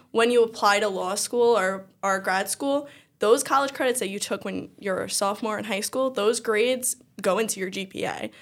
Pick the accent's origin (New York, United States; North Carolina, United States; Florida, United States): New York, United States; New York City; I always lived on Staten Island. Um, I'm from Eltingville